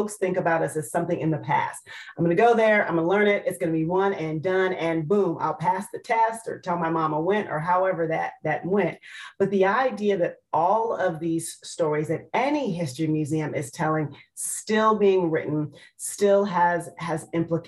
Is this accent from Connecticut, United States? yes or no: no; Maryland, United States; moved away as an adult; also born or lived in Washington, D.C. / Detroit; now in Charleston, United States; my home state of Maryland, though my mother says to remind folks I was born in Washington, D.C.